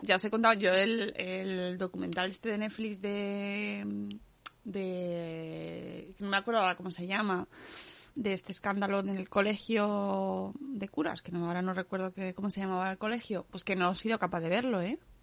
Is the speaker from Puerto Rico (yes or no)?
no; Cáceres, Extremadura, Spain; En mi pueblo también se puede ir, ¿eh? En Cáceres.